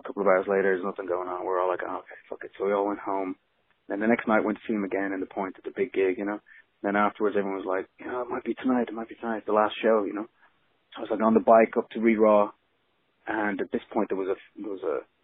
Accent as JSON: {"language": "English", "town": "Dublin", "region": "Leinster", "country": "Ireland", "tie": "born or raised there", "also_born_or_lived": "Los Angeles", "moved": "as an adult", "said": "I grew up in Dublin"}